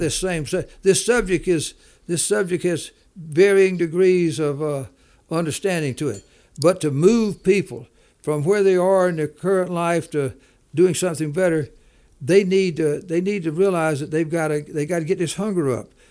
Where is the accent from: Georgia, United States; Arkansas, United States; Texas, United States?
Georgia, United States; Macon; moved away; also born or lived in Denver; from Macon, Georgia, lived there, all, born and raised there